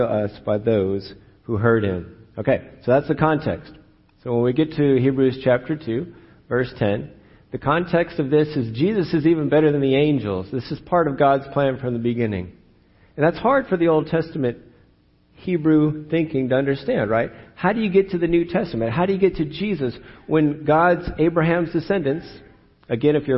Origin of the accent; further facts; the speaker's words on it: California, United States; I'm born and raised in California